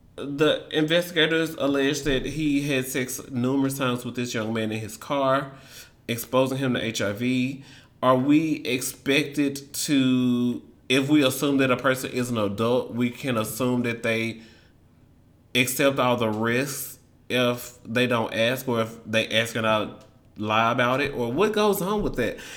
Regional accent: Memphis, Tennessee, United States; moved away as an adult; now in Washington, D.C., United States; growing up in Memphis

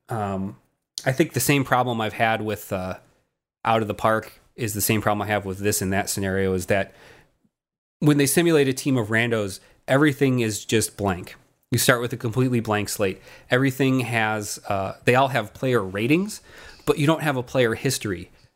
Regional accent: Chicago, Illinois, United States; we're we're roughly the same age, and we came from the Chicagoland area

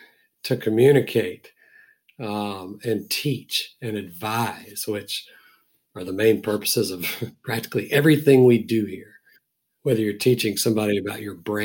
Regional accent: Deep South, United States; I grew up in the Deep South, and the way I speak is very colloquial

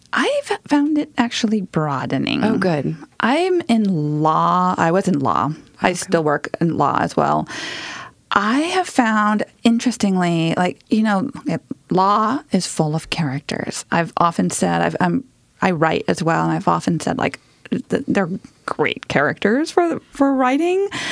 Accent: Southern California, United States; moved away; I grew up in Southern California, where you don't get a lot of winter

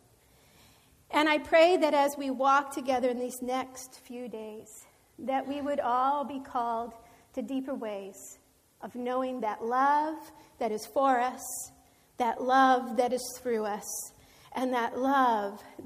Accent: East Rockaway, New York, United States; moved away; I was born and raised in Long Island, New York, East Rockaway

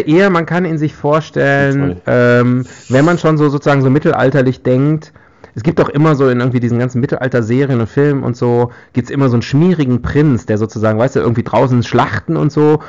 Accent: West Germany, Germany; ich als Westdeutscher

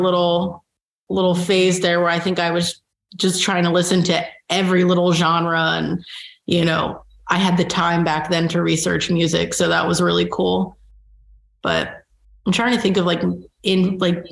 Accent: Baltimore, Maryland, United States; moved away as an adult; also born or lived in Jersey City; now in Kansas City, United States; growing up in Baltimore

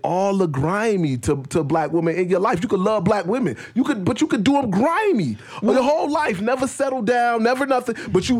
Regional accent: Chicago, Illinois, United States; moved away; I come from Chicago.

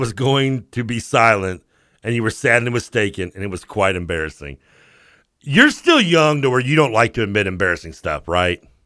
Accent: the South, United States; accent: Southern; my Southern accent

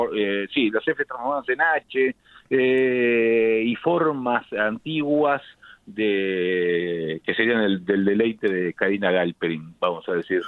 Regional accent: La Plata, Buenos Aires Province, Argentina; como yo soy de La Plata, cuando éramos chicos aprendimos a leer con el diario El Día

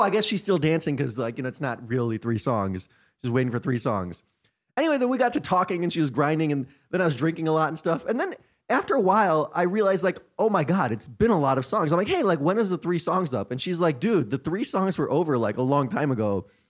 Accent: United States; I'm from America

